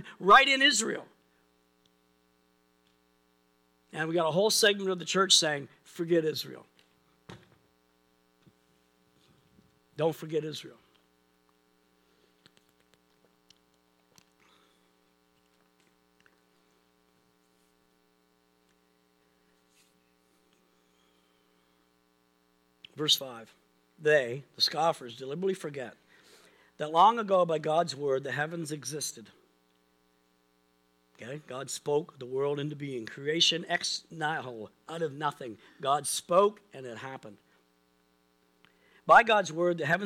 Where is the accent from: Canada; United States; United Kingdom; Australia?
Canada; Pictou County, Nova Scotia; we grew up in Pitt County, it's got a river valley and the Easter Valley, and it's got these hills